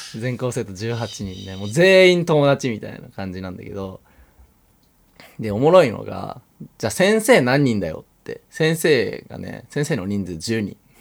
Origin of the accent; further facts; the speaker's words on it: Yufu, Oita, Japan; 塚原っていう町に生まれました、僕は